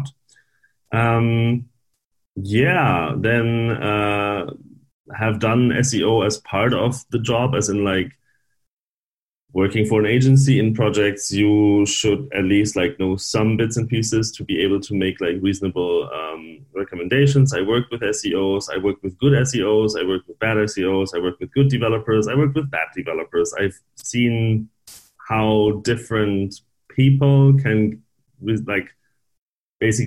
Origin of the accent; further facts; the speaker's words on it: Northern Germany, Germany; I'm from Germany originally, northern Germany.